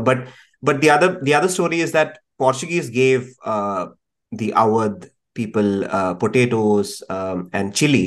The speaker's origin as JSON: {"language": "English", "town": "Thiruvananthapuram", "region": "Kerala", "country": "India", "tie": "born or raised there", "moved": "yes", "said": "I grew up in Trivandrum for a bit"}